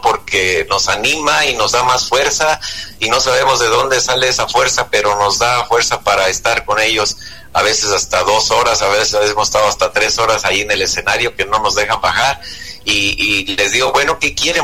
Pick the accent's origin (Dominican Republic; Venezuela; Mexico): Mexico; Ario de Rosales, Michoacán; mi pueblo, ahí en Ario Rosales, Michoacán, de donde yo soy oriundo